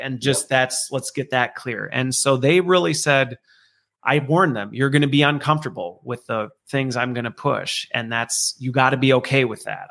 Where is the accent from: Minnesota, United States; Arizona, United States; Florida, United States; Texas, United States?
Minnesota, United States; also born or lived in Loveland, Colorado; Minnesota is actually where I spent most of my youth growing up in a very tiny town in the middle of nowheresville